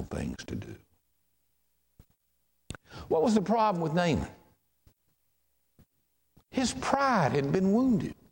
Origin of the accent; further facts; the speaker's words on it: Charlotte, North Carolina, United States; growing up in Charlotte, and my pastor all my life was Dr. Claude Broach at St. John's Baptist Church.